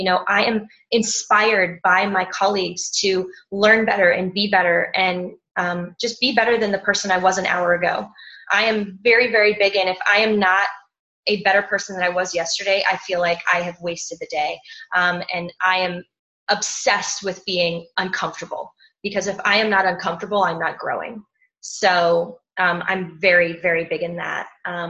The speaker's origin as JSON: {"language": "English", "region": "Crete", "country": "Greece", "said": "I'm from Crete."}